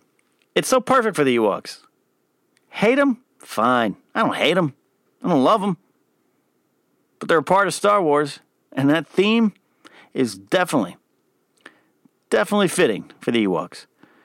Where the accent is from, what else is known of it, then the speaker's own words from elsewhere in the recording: Pismo Beach, California, United States; I grew up in the Central Coast of California in Pismo Beach area. And we got some pine trees on our beaches there. Our beaches are cold.